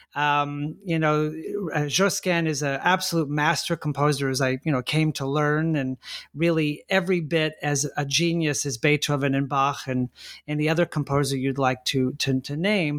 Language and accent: English; La Mirada, California, United States; my hometown of La Mirada, California, in Southern California